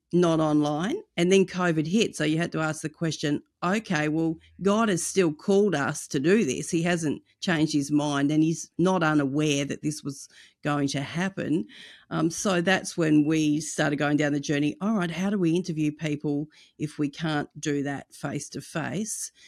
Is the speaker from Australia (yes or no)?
yes; Australia; also born or lived in United States; In Australia, our culture is quite the opposite